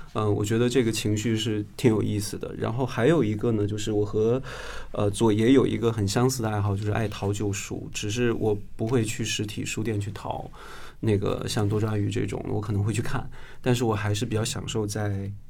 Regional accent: Northeast China, China; moved away; 前几年回我的东北老家的时候

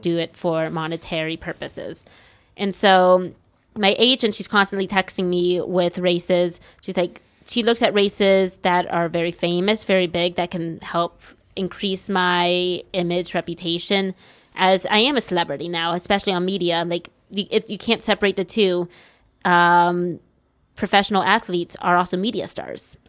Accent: United States; now in China; I'm an American. I'm still a young American.

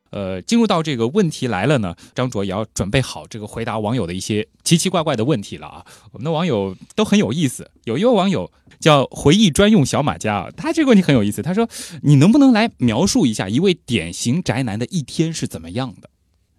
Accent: China; 我们中国人

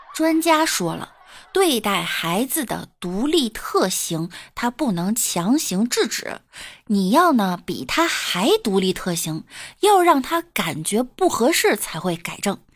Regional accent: Beijing, China; 我是北京的，北京丰台的，丰台小屯儿的

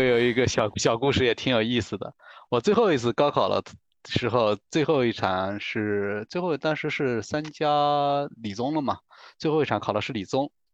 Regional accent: southern Anhui, China; moved away as an adult; now in Beijing, China; 我是来自一个安徽皖南的一个小县城

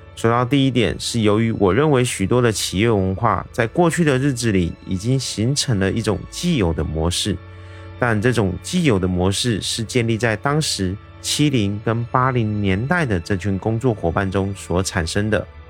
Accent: Taiwan; 我是一位来自台湾

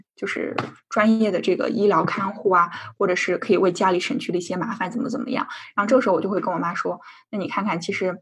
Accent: China; now in Sweden; 我们俩作为一个中国人

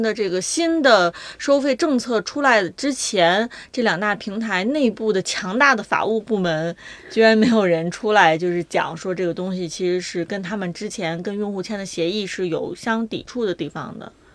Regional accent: China; 我们中国人

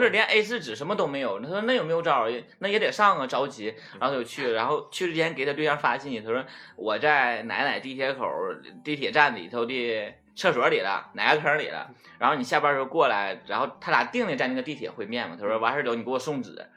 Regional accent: Northeast China, China; accent: Northeastern Mandarin; 我们东北话就是很埋汰嘛

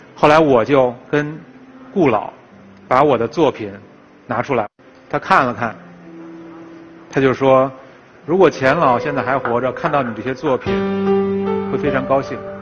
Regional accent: Beijing, China; 我就是老北京，我从那个院子里长大的

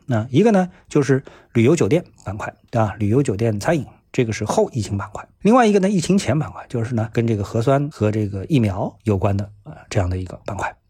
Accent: Shanghai, China; 作为一个上海人呢，我一直待在上海

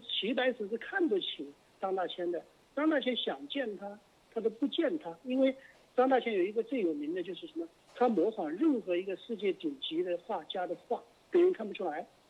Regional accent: Hunan, China; now in United States; 我们湖南人

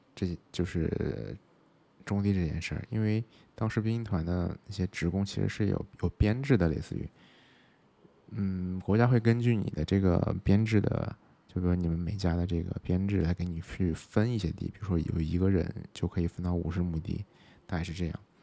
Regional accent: Xinjiang, China; moved away as an adult; now in Chengdu, China; 我是在新疆出生的

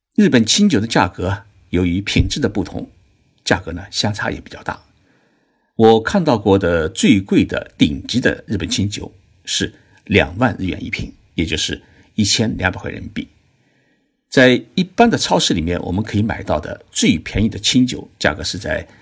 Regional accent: China; now in Japan; 在我们中国人的概念当中啊

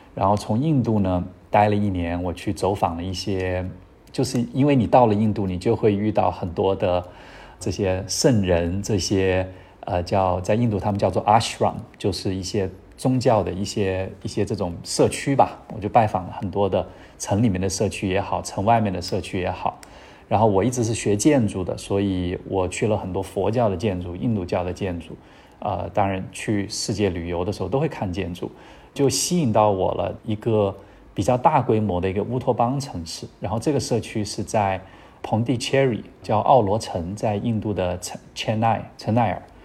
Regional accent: Chenzhou, Hunan, China; 这个公司是在老家， 就是我出生的地方，叫郴州

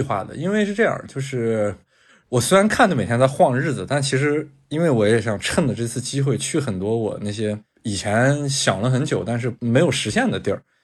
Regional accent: China; 我是中国来的

